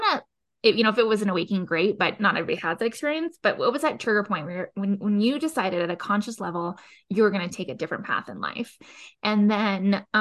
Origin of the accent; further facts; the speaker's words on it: California, United States; now in Colorado, United States; I'm from California